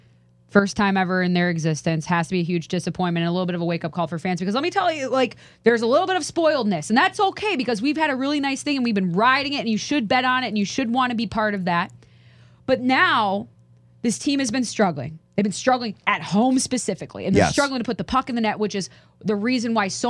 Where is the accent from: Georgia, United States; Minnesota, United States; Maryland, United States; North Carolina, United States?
Minnesota, United States; I'm from Minnesota.